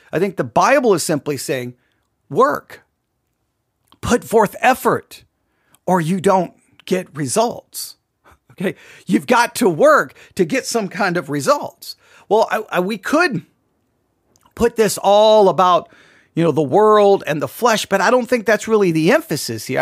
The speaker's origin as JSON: {"language": "English", "region": "Texas", "country": "United States", "said": "an American, and much more than an American, I'm a Texan"}